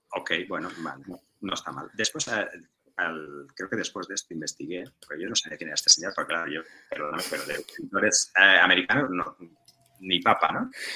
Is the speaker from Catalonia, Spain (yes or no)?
yes; Tortosa, Catalonia, Spain; que yo soy de Tortosa